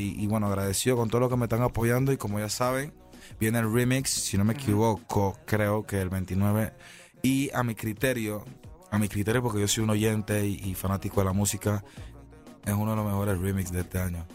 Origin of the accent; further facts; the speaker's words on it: Panama; fueron cinco años en mi país